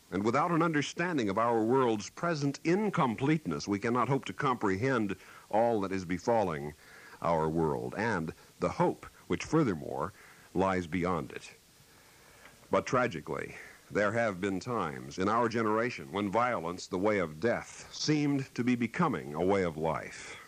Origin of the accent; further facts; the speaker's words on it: Kansas, United States; moved away; my hometown back in Kansas